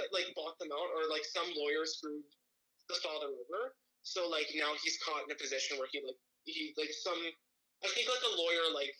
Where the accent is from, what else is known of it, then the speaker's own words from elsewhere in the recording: Edmonton, Alberta, Canada; moved away as an adult; so I was born in Edmonton, but, like, I have, like, family, extended family in Bonnyville, Alberta.